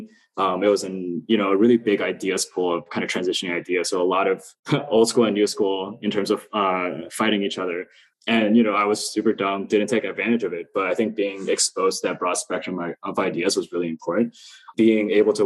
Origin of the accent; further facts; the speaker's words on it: China; moved away; also born or lived in Queens, New York, United States; my uncle was an architect when I was growing up in China